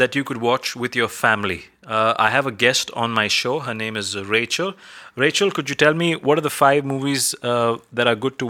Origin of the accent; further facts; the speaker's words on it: Bethal Bathim, Goa, India; moved away as an adult; now in United Arab Emirates; I'm from India. I come from Bethal Bathim, a small village in South Goa known for its beautiful church, sunset beach, restaurants, good people, and the culture. But I currently stay here in UAE.